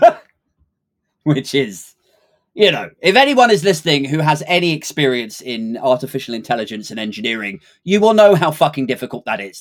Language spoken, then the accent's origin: English; United Kingdom; it's hard enough to be taken seriously as a Brit these days